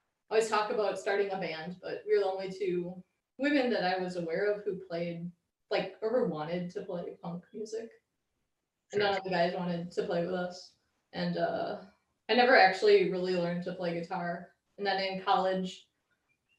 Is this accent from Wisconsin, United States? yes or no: yes; Algoma, Wisconsin, United States; also born or lived in Madison, Wisconsin; now in Milwaukee, United States; I'm from Algoma, which is sort of like on the way to Door County